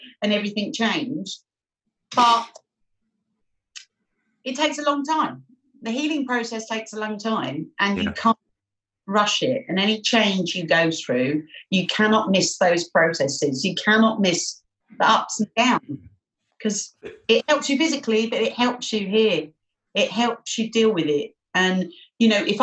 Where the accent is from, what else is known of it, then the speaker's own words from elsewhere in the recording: London, United Kingdom; accent: Cockney; I was born in Barts, London. As I mentioned, I'm a Bow Bell Cockney.